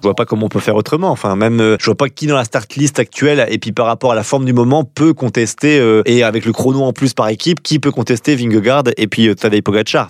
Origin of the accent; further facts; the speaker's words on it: France; en tant que Français